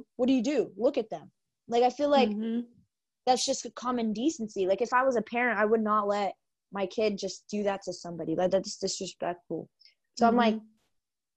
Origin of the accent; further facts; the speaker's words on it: Texas, United States; we're from Texas